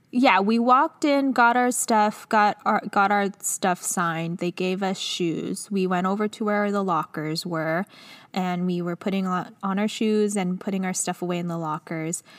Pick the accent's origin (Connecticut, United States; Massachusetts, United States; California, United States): California, United States; Los Angeles; I'm from Los Angeles, but not from Los Angeles. We were in Culver City